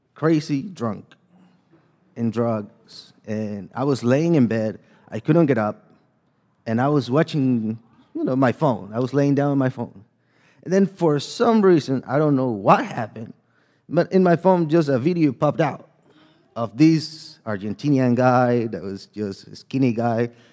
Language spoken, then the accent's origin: English; El Salvador; English is a second language; moved away; I'm from El Salvador. So if you might hear a little bit of my accent and a little bit of, uh, struggles with my second language in here